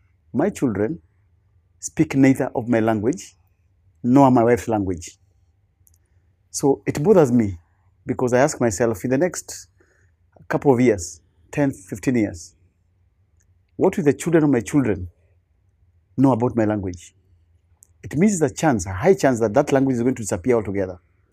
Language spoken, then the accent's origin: English; Kenya; English is a second language